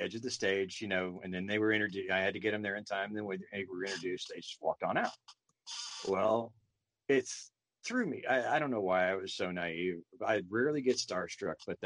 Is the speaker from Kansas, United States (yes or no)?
yes; Caney, Kansas, United States; growing up in Caney